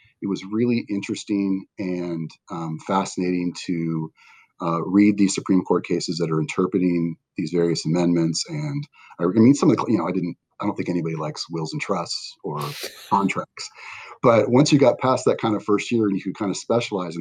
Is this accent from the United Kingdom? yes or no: no; Westminster, United States; I grew up here in Westminster